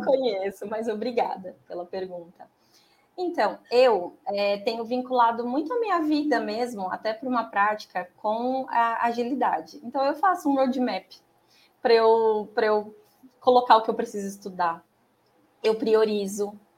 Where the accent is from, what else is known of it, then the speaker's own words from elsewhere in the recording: Americana, São Paulo, Brazil; Eu sou de Americana, é, de São Paulo, na região de Campinas